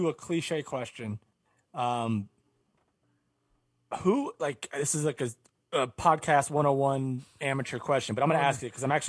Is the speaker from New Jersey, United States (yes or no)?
yes; West Orange, New Jersey, United States; I'm from West Orange, New Jersey.